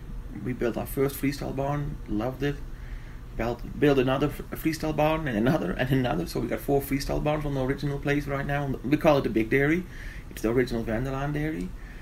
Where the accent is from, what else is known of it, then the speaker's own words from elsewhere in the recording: Netherlands; now in Colorado, United States; Well, I was born in the Netherlands, so was my husband, and we came over here and we started with 40 cows.